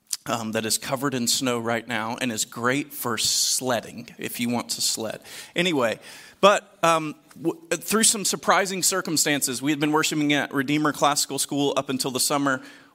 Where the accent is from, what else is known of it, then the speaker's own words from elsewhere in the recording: Deep South, United States; I grew up in the Deep South. I listened to enough country music growing up